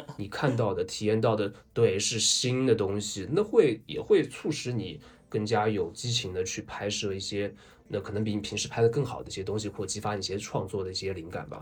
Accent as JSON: {"language": "Chinese", "region": "Zhejiang", "country": "China", "said": "对我们浙江人来说"}